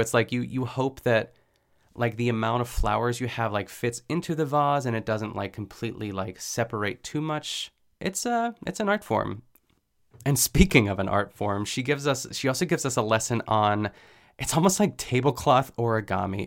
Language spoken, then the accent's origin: English; Pittsburgh, Pennsylvania, United States; I'm from Pittsburgh, too, so we would go to, I think, like, the furthest we went, it was called, like, Meadowcroft Village